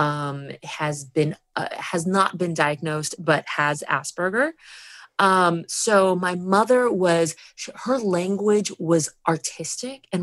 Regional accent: Hialeah, Florida, United States; English is a second language; moved away as an adult; also born or lived in Miami; I grew up in Hialeah, which is the Cuban epicenter of the United States

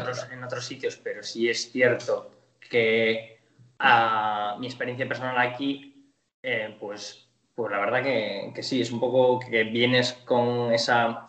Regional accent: Spain; moved away as an adult; now in Buenos Aires, Argentina; como nosotros que venimos de España

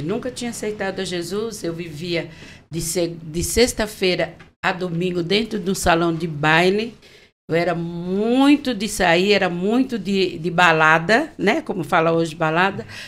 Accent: São Paulo, Brazil; Eu nasci aqui em São Paulo, sou paulistana

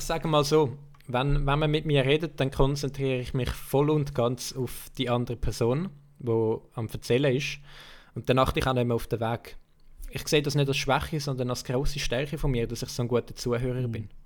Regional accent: Switzerland; accent: Swiss Standard German; ich habe normalerweise rede immer so das Schweizer Hochdeutsch

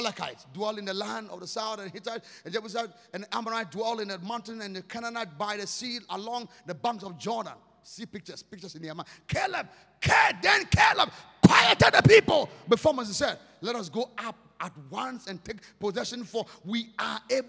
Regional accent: Ghana; I'm Ghanaian. I'm from Ghana.

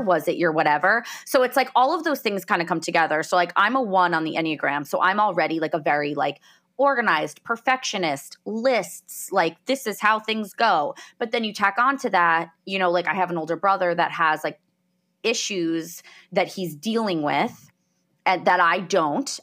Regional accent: New Jersey, United States; also born or lived in Colorado; I grew up in New Jersey, in the United States.

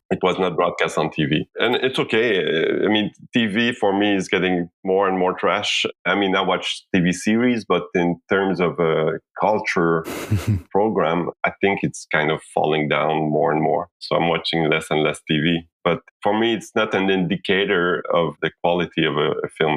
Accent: Haiti; I was born in Haiti. I'm from Haiti

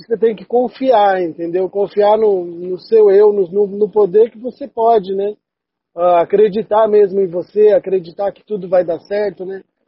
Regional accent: São Paulo, Brazil; moved away as an adult; also born or lived in England; now in Curitiba, Brazil; Eu sou de São Paulo, né? Atualmente eu estou em Curitiba

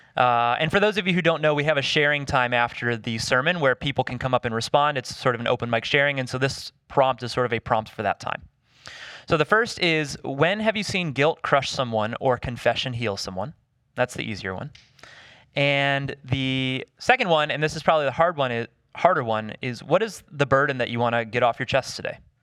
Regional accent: the South, United States; I grew up in the South

